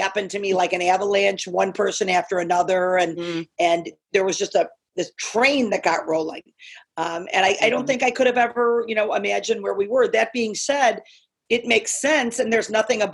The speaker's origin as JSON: {"language": "English", "town": "Chicago", "region": "Illinois", "country": "United States", "tie": "born or raised there", "also_born_or_lived": "Northern California", "said": "Born, raised, bred. Yeah. I mean, I grew up in the suburbs"}